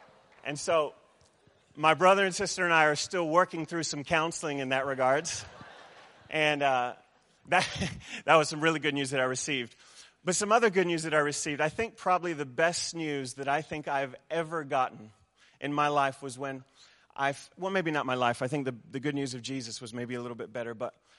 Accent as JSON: {"language": "English", "country": "New Zealand", "tie": "born or raised there", "also_born_or_lived": "United States", "said": "I'm a Kiwi boy at heart, even though my accent would say otherwise. My mom's a Kiwi, and so I've bounced back and forth between New Zealand and the States most of my life."}